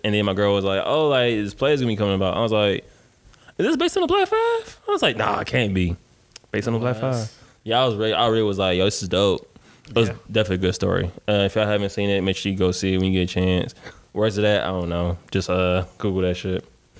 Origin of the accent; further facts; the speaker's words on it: United States; Nah, I'm American.